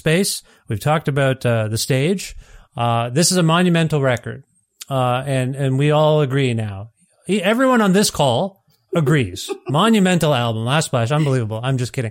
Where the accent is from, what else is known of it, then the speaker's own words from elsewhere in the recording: Canada; I'm Canadian. We didn't have MTV. We had Much Music